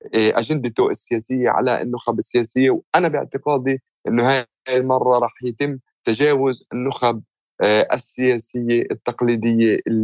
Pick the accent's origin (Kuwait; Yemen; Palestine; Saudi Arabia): Palestine; Jerusalem; أنا مواليد القدس وعشت طول حياتي في القدس